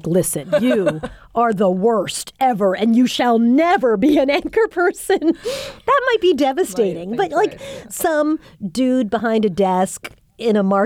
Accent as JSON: {"language": "English", "area": "Long Island", "region": "New York", "country": "United States", "tie": "born or raised there", "said": "a teenager growing up in Long Island"}